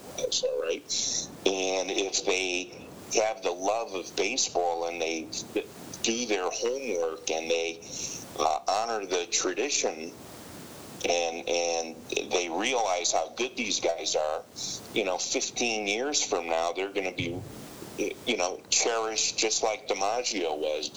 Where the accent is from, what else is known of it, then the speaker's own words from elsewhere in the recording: Chicago, Illinois, United States; moved away as an adult; now in New York, United States; I grew up in Chicago